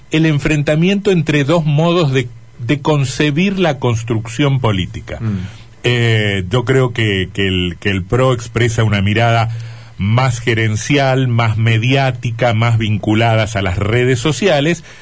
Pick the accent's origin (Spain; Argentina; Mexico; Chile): Argentina; Curtiembre, Entre Ríos; ¿O cuántos en mi pueblo Curtiembre?